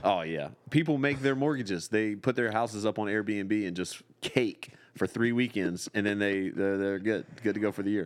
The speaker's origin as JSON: {"language": "English", "town": "Raleigh", "region": "North Carolina", "country": "United States", "tie": "born or raised there", "moved": "yes", "lives_now": "Los Angeles, United States", "said": "I was born in Raleigh"}